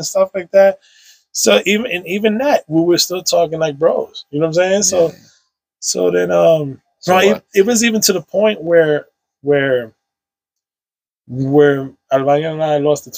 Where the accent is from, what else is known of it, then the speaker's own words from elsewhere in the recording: New York City, New York, United States; I grew up on Sherman Ave between 160 and 164.